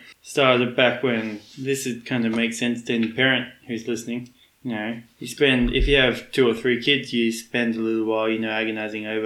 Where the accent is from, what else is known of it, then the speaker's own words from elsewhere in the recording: Brisbane, Queensland, Australia; So the town we grew up in Brisbane, was along the highway